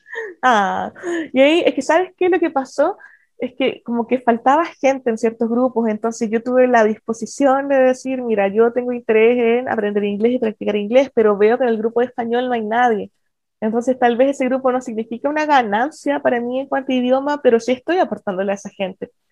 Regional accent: Chile; moved away as an adult; also born or lived in Germany; soy chilena, con Working Holiday

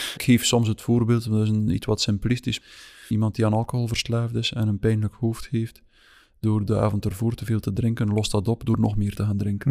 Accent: West Flanders, Belgium; moved away as an adult; now in Meigem, Belgium; Wel, ik ben van West-Vlaanderen afkomstig, maar ik ben nu uitgeweken tot vlak over de grens met Oost-Vlaanderen

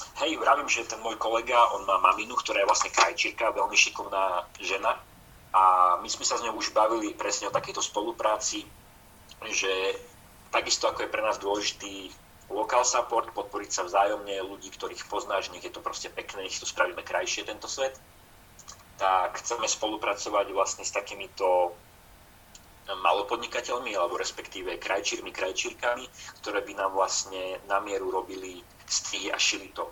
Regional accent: Slovakia; moved away as an adult; now in Trnava, Slovakia; u nás v Tatrach

